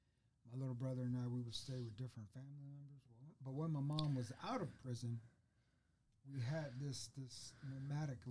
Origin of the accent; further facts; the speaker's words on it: Fort Worth, Texas, United States; moved away as an adult; also born or lived in Georgetown, Texas; I grew up in Fort Worth